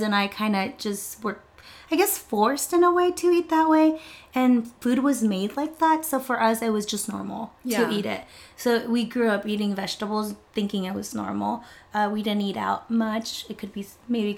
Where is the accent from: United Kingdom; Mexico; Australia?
Mexico; Tijuana, Baja California; also born or lived in San Diego, California, United States; I am Mexican. I was raised at the border. So, I was raised between San Diego and Tijuana